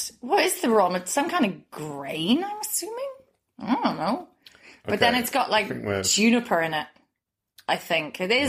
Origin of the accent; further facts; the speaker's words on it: Northern Ireland, United Kingdom; now in Berlin, Germany; I got served in a pub in my hometown in Northern Ireland